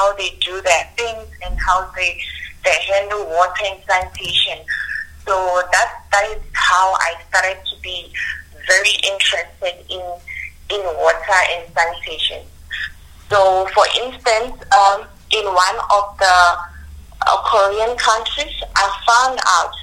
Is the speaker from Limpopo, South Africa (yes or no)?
yes; Limpopo, South Africa; I'm originally from Limpopo